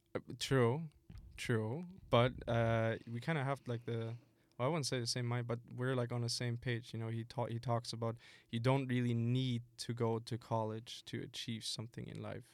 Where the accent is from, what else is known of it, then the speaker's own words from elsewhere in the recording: Germany; I started working uh, before the pandemic in Germany. This company in my hometown was searching for someone